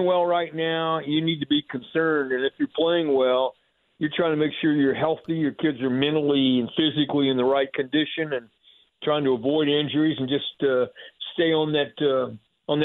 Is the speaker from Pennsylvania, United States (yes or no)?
no; Plainfield, Indiana, United States; now in Franklin, United States; my hometown and my home school, they all mean a lot to me